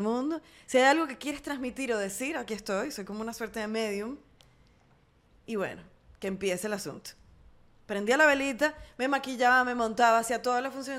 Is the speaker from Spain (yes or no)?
no; Venezuela; en mi país o en mi entorno venezolano